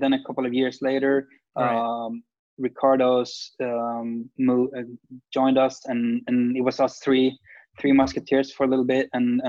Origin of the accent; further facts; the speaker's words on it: Sweden; I mean, we're grown up in a smaller city, or like, I don't know, the 10th biggest city in Sweden, which is, Bayou Ormesh is a very small town.